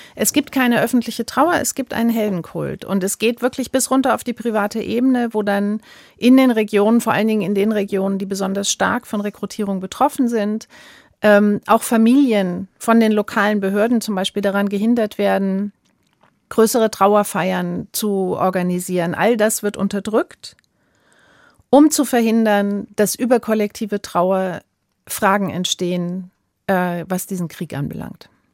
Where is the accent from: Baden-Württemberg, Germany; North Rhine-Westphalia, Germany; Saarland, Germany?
Saarland, Germany; ich komme selbst aus dem Saarland.